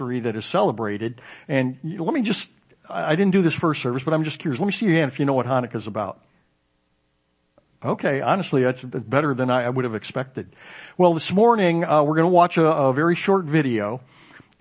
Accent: suburb of Chicago, Illinois, United States; my children did growing up in the particular suburb of Chicago where we grew up

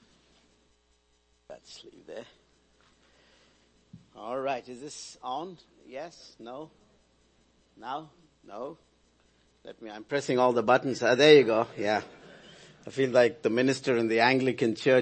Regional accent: India; As an Indian citizen

